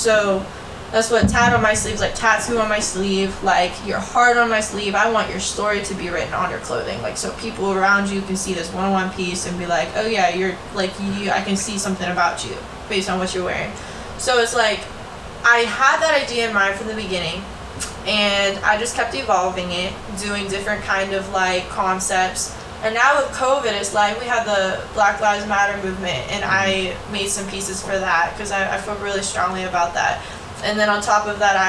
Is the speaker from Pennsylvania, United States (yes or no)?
yes; Pittsburgh, Pennsylvania, United States; I'm from Pittsburgh